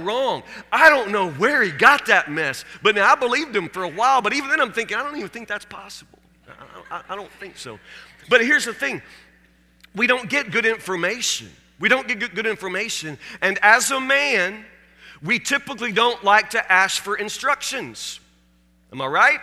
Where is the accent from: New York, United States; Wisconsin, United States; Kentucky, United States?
Kentucky, United States; Warren County; When I was a kid growing up in Warren County, Kentucky